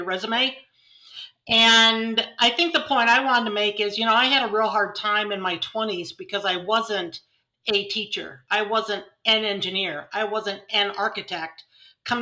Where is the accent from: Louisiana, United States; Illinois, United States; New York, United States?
Illinois, United States; Morris; also born or lived in St. Louis / Chicago; I'm back in my hometown of Morris, Illinois